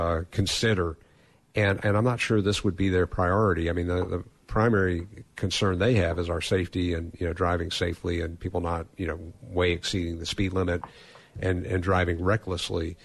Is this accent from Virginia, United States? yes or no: no; Atlanta, Georgia, United States; moved away; Atlanta, Georgia, my hometown where I grew up